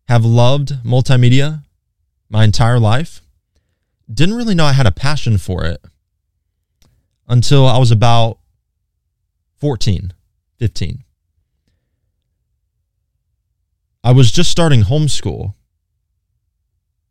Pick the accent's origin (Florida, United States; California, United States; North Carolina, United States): North Carolina, United States; Hickory; I'm from Hickory, by the way, born and raised. I've lived in the same house my entire life